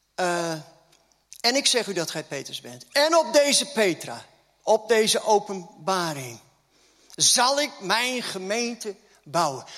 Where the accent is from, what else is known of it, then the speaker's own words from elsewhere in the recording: Groningen, Netherlands; accent: Gronings; moved away; Ik kom ook uit Groningen, hè?